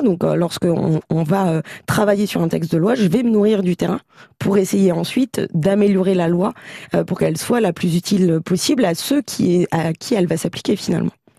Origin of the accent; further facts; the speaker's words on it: Châlons-en-Champagne, Grand Est, France; je suis née à Chalon et que je suis une grande amoureuse de ma ville